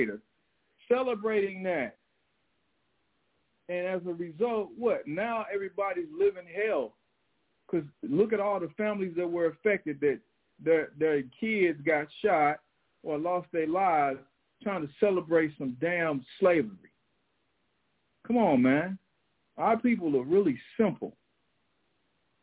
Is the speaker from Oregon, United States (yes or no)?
no; St. Louis, Missouri, United States; growing up in St. Louis